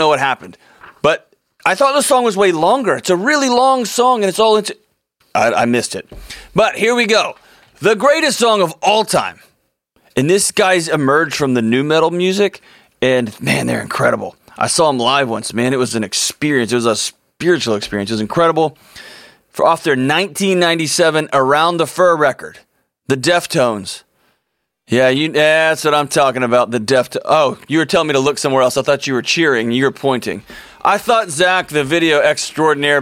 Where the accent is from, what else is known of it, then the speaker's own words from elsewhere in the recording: Houston, Texas, United States; my hometown in Houston, Texas